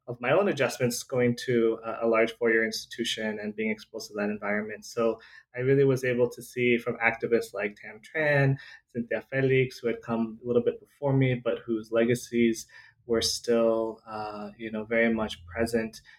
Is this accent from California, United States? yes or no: yes; Southern California, United States; so I uh, grew up in Southern California. I was born and raised in Southern California. My mom is a refugee from Vietnam, and my dad is an immigrant from